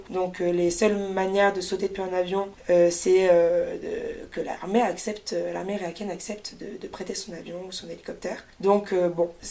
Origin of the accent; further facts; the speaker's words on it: France; En plus, moi, je suis française, donc euh, quand même, comme dans tout pays, il y a des restrictions